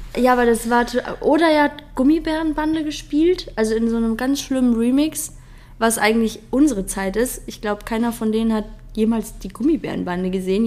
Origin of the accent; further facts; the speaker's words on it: Frankenberg, Hesse, Germany; also born or lived in Munich; now in Eifel, Germany; bei uns in Hessen